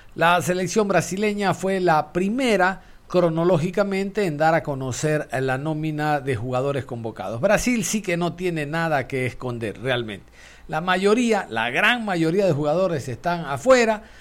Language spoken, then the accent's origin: Spanish; Ecuador; somos ecuatorianos.